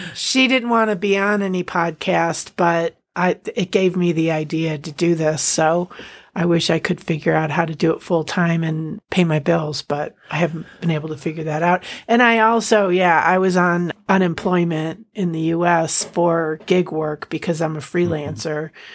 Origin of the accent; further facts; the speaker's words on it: United States; we're we're American